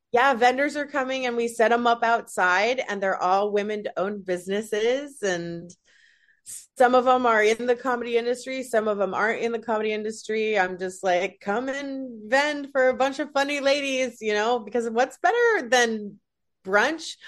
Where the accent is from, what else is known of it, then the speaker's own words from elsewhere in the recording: Salt Lake City, Utah, United States; moved away as an adult; now in Los Angeles, United States; originally from Salt Lake City, Utah